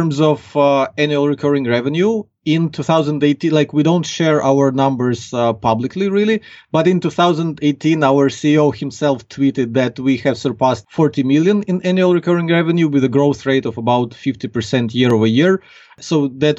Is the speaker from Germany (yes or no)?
no; Ukraine; accent: Ukrainian; English is a second language; I'm from Ukraine. So like now we're talking and people can clearly get from my accent that I'm not a native English speaker.